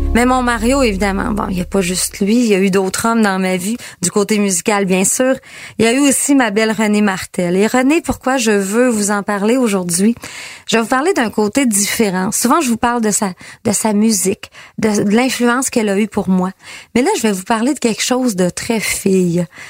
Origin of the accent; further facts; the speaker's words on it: Girardville, Quebec, Canada; je viens de Girardville, petit village juste à côté